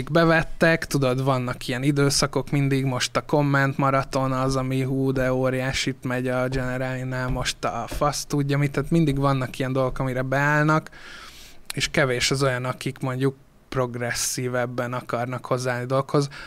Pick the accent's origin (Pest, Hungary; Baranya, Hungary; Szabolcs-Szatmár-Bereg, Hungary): Baranya, Hungary; Pécs; moved away; mert én Pécsi vagyok.